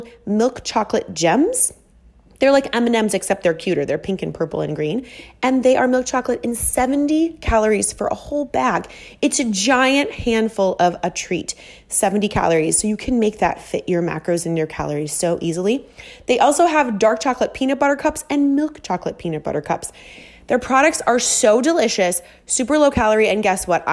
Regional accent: Minnesota, United States; moved away as an adult; now in Miami, United States; I'm from Minnesota and I moved to Miami

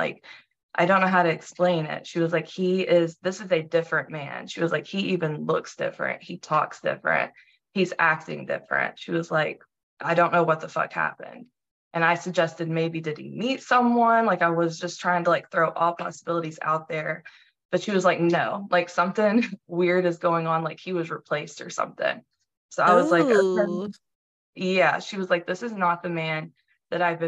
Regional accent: Tennessee, United States; moved away as an adult; now in Delaware, United States; I've been in Delaware for about 4 years now, but I'm from Tennessee

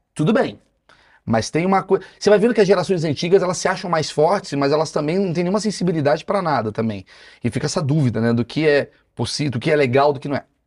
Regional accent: Brazil; aqui é Brasil, irmão. Aqui é outra parada. A gente é latino, a gente é afetuoso

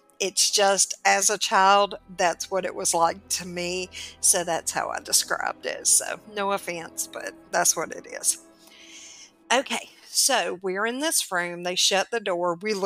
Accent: the South, United States; I'm from the South.

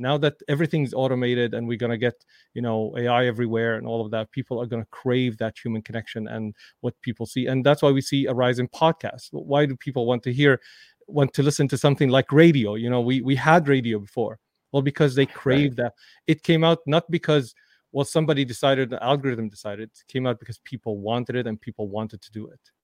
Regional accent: Damascus, Damascus Governorate, Syria; moved away; I grew up in Damascus, Syria

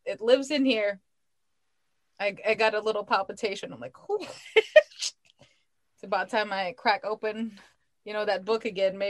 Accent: Philippines; moved away; growing up in the Philippines

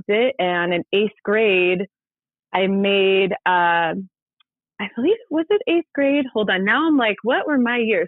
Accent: Ventura, California, United States; my sister made the high school volleyball team in my hometown of Ventura

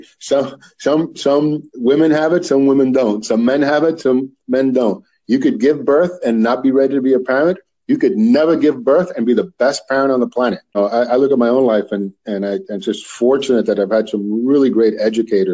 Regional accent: Union City, New Jersey, United States; also born or lived in Washington Heights, New York; I grew up in Union City, between Union City and Washington Heights in New York, but mostly Union City is where I did my schooling, my actual elementary and high school

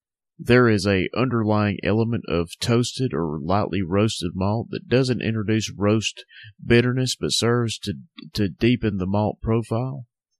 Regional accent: North Alabama, United States; Southern Package, my hometown craft beer shop. So if you live in North Alabama, go check them out.

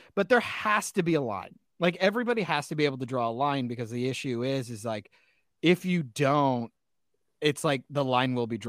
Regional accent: Iowa, United States; But I'm from Iowa, so it's fine. We're used to it.

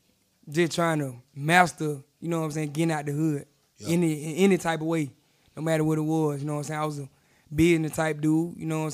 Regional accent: Tuscaloosa, Alabama, United States; Tuscaloosa, Alabama.

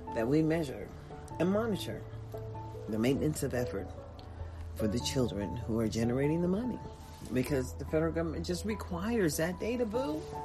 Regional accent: United States

